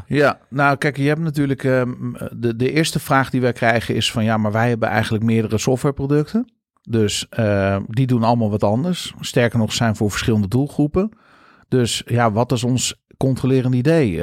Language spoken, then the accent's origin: Dutch; Netherlands; wij als Nederlanders doen.